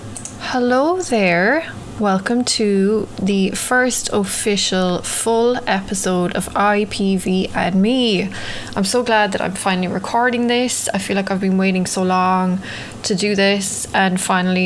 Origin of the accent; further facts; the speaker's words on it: Ireland; now in New York, United States; growing up in Ireland